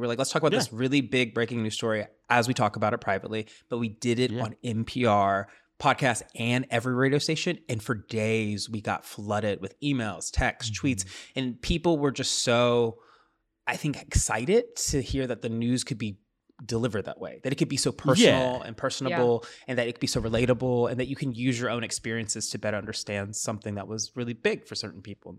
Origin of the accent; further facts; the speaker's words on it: Tennessee, United States; now in Chicago, United States; I moved to Chicago from Tennessee, and we all are Southern.